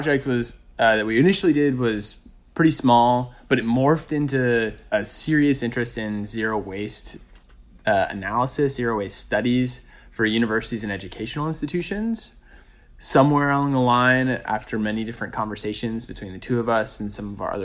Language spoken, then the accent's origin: English; rural Maine, United States; moved away as an adult; also born or lived in New York City; my hometown